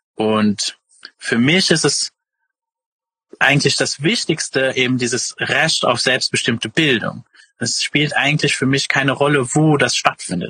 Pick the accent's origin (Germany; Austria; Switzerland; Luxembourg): Luxembourg; ursprünglich äh, komme ich aus Luxemburg